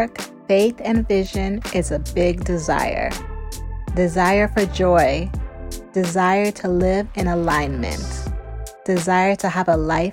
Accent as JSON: {"language": "English", "town": "Chicago", "region": "Illinois", "country": "United States", "tie": "born or raised there", "said": "I come from Ghanaian parents and grew up in the suburbs of Chicago."}